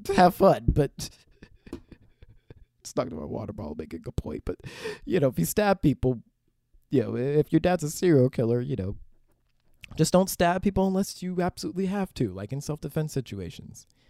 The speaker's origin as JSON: {"language": "English", "town": "Pittsburgh", "region": "Pennsylvania", "country": "United States", "tie": "born or raised there", "moved": "yes", "lives_now": "Los Angeles, United States", "said": "over, like, a decade of being in Pittsburgh, Pennsylvania"}